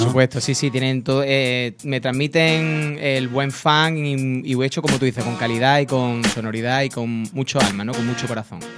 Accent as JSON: {"language": "Spanish", "town": "Córdoba", "region": "Andalusia", "country": "Spain", "tie": "born or raised there", "also_born_or_lived": "Estepona", "moved": "yes", "lives_now": "Fuengirola, Spain", "said": "Nací en Córdoba."}